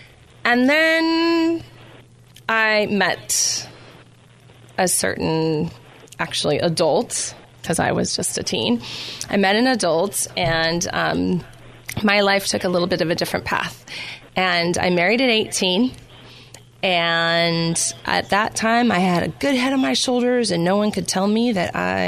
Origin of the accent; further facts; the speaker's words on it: Temecula, California, United States; also born or lived in Rhode Island / Orange County, California; I was born in Rhode Island. We moved to Orange County, and then second grade, Christmas vacation of second grade, we moved to Temecula, California. And that's where I was raised. That's really all I remember growing up. And it was a really small town there